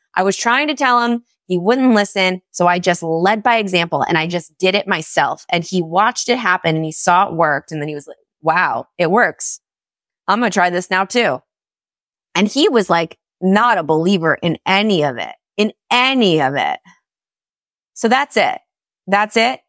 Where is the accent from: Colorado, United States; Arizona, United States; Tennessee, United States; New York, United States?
New York, United States; moved away as an adult; now in Florida, United States; I was so tied to me being a New Yorker, being part of my identity